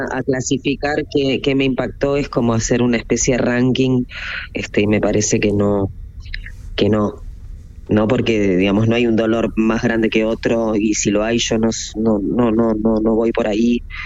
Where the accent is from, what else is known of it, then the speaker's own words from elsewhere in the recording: Argentina; yo nací en Argentina